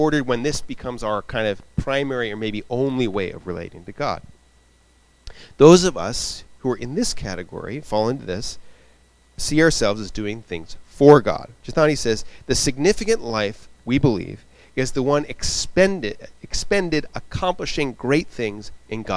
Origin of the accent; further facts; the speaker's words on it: Rhode Island, United States; also born or lived in Connecticut / Boston; I grew up in Rhode Island